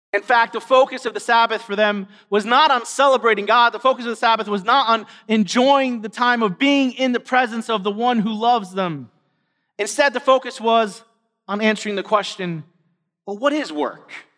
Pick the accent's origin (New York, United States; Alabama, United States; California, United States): New York, United States; New York City; all of us were born and raised in New York City